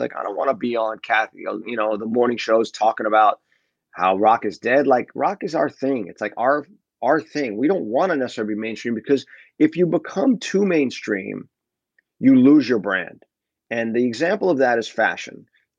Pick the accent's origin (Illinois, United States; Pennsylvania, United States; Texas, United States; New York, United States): New York, United States; my son grew up in California, but his number one team is the New York Yankees because I grew up in New York